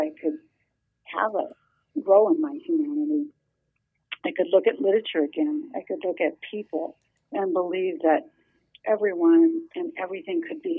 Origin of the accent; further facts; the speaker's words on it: Nebraska, United States; also born or lived in central Minnesota; now in Minnesota, United States; I grew up in Nebraska